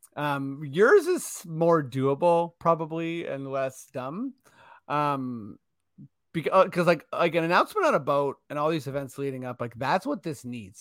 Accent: Toronto, Ontario, Canada; we're from Toronto

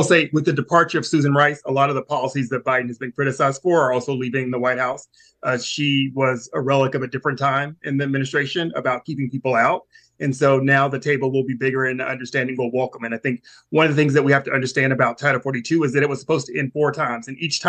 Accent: the South, United States; I'm from the South

